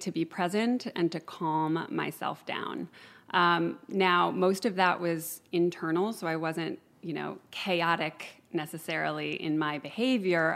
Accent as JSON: {"language": "English", "town": "Chicago", "region": "Illinois", "country": "United States", "tie": "born or raised there", "moved": "yes", "lives_now": "Ojai, United States", "said": "I grew up in Chicago"}